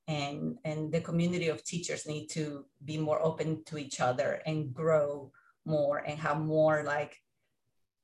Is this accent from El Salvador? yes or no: yes; El Salvador; English is a second language; moved away as an adult; now in United States; I came, like you said, from El Salvador, When I moved to this country, I was 21 years old